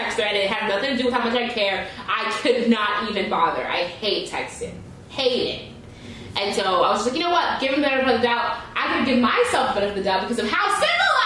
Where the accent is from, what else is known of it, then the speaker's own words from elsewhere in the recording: New York, United States; moved away; I'm from New York